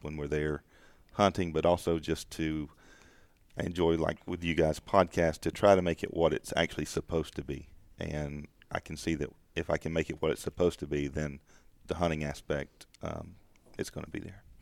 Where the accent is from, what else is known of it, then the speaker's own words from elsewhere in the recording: the South, United States; growing up in the South